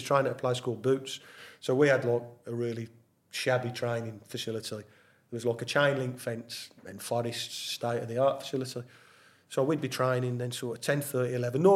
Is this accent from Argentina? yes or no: no; Birmingham, West Midlands, United Kingdom; Birmingham's my hometown, I used to watch them as a kid